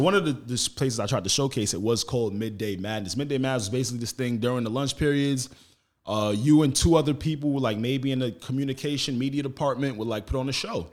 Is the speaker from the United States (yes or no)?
yes; Roosevelt, New York, United States; I was raised on the same block Flavor Flavor was raised.